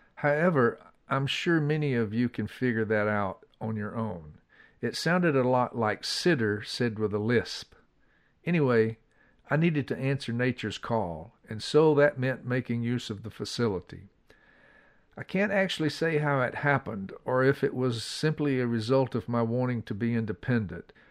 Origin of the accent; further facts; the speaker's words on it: Atlanta, Georgia, United States; As a young boy growing up in Atlanta